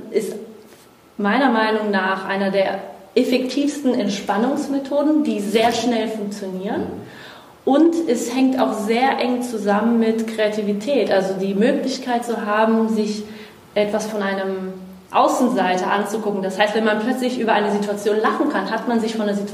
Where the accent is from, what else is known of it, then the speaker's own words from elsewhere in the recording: Brazil; now in Germany; Ja, ich bin Brasilianerin.